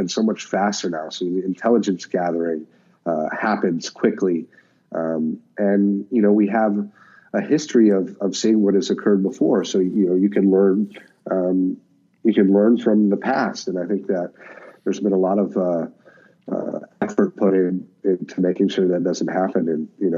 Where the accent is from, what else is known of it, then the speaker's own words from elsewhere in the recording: Alaska, United States; I grew up in Alaska